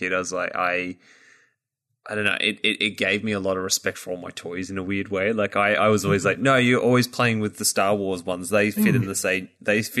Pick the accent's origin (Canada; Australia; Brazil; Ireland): Australia; as an Australian